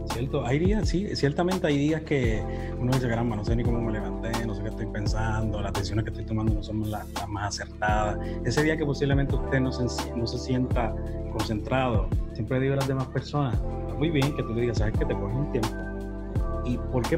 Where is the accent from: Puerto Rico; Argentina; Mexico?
Puerto Rico; Humacao; yo soy natural de Humacao, madre nicaragüense